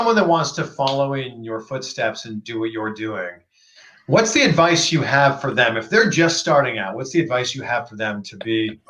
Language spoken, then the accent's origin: English; Toronto, Ontario, Canada